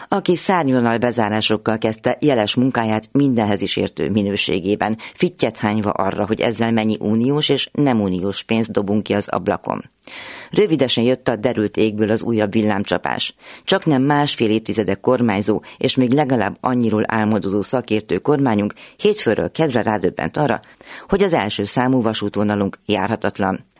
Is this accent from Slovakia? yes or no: no; Cluj-Napoca, Cluj County, Romania; now in Hungary; a szülővárosomból, Kolozsváról